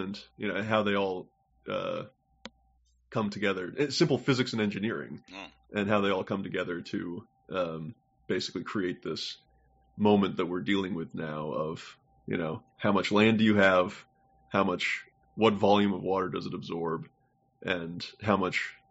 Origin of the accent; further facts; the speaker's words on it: Houston, Texas, United States; moved away; I grew up in Houston